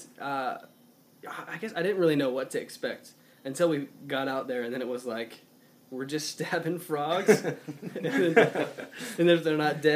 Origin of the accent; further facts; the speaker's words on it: Arizona, United States; moved away; I'm from Arizona